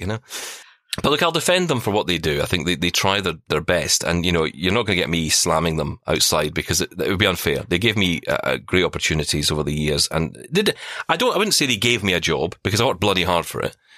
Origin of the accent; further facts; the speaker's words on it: Glasgow, Scotland, United Kingdom; I was a guy from the East End of Glasgow. I was told by my school, learn to type